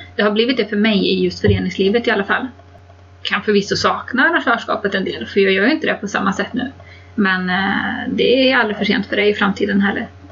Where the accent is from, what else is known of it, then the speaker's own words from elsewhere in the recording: Kil, Värmland, Sweden; där jag är ifrån, från Värmland i Kil